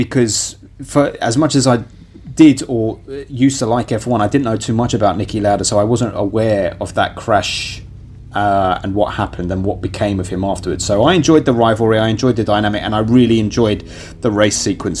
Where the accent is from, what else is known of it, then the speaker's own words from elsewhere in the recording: United Kingdom; as a British person